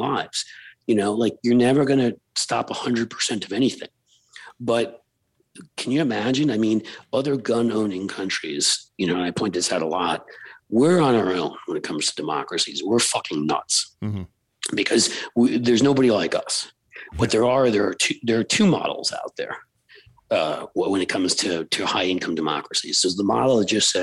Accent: New York City, New York, United States; I grew up in New York City

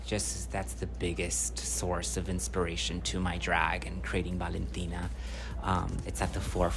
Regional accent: Bell, California, United States; I'm from Southeast LA, grew up in Bell, studied in Hollywood Magnet Program, and I am Mexican-American. I'm the child of Mexican immigrants. Working class, right?

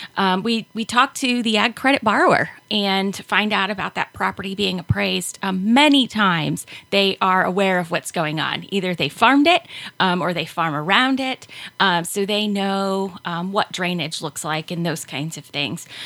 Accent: Hancock County, just south of Findlay, Ohio, United States; now in Van Wert, United States; I grew up in Hancock County, just south of Findlay, um, small farm, and I currently live um, here in Van Wert

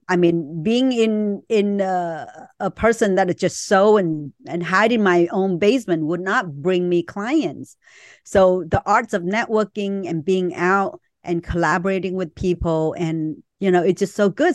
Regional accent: Vietnam; moved away; I was born in Vietnam

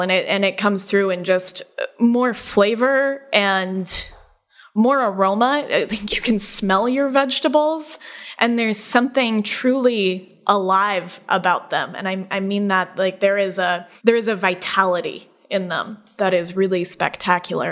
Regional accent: Colorado, United States; now in upstate New York, United States; we're actually both from Colorado

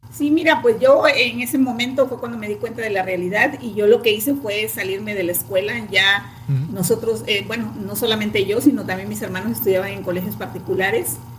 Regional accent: a town in Veracruz state, Mexico; now in Veracruz, Mexico; nosotros somos de aquí, del estado de Veracruz, de un pueblo del estado de Veracruz, y posteriormente cuando yo terminé la secundaria, me vine a Veracruz a estudiar

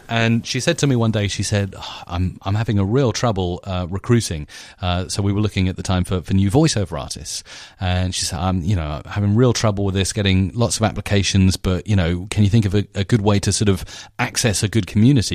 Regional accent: Isle of Wight, South East England, United Kingdom; Isabella and I we're from the Isle of Wight

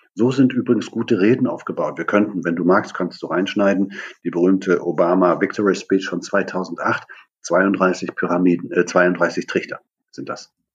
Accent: Germany; Ich bin in der DDR aufgewachsen, hinter der Mauer

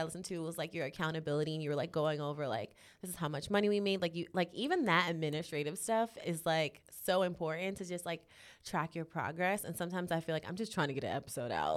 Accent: New York City, New York, United States; moved away as an adult; now in Los Angeles, United States; I'm born and raised in Harlem

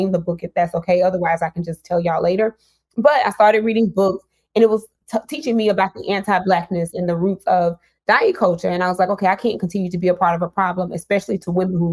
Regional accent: Mississippi, United States; I'm from Mississippi. I was born and raised

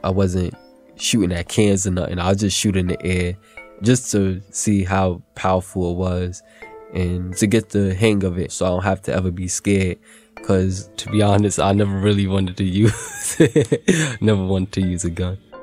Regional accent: New York City, New York, United States; I'm from Williamsburg, Brooklyn, and I'm 24 years old

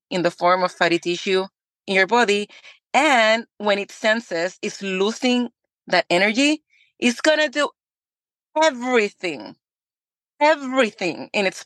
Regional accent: Puerto Rico; moved away as an adult; now in Texas, United States; I was born and raised in Puerto Rico

